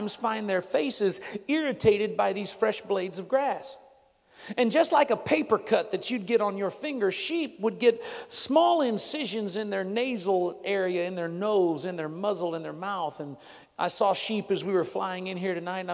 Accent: Texas, United States; I'm from Texas

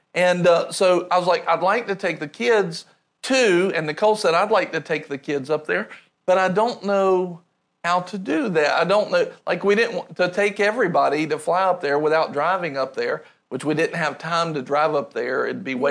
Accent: rural North Carolina, United States; I grew up in rural North Carolina

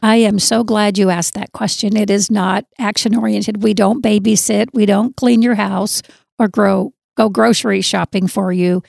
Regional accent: Southern Arizona, United States; moved away as an adult; now in North Dakota, United States; I'm originally from Southern Arizona and enjoy being here in North Dakota

